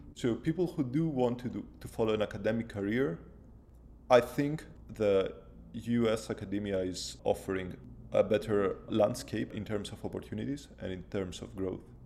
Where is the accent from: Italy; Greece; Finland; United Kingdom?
Greece; Athens, Attica; English is a second language; moved away as an adult; also born or lived in Netherlands / Lausanne, Switzerland; now in Providence, United States; I'm of Greek origin, so I was born and raised in Athens